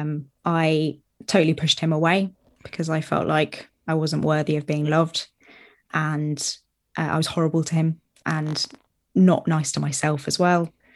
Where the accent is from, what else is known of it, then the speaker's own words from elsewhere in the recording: Brighton, South East England, United Kingdom; moved away as an adult; also born or lived in Southampton; I was from Brighton